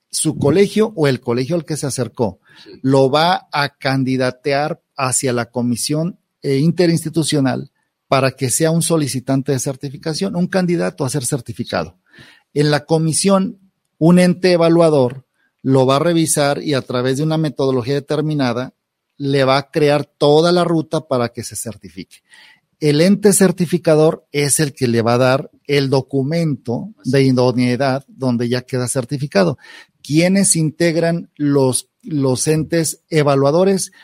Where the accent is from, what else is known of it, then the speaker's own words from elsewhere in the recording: Mexico; como mexicanos, eh, tenemos una reacción o una inercia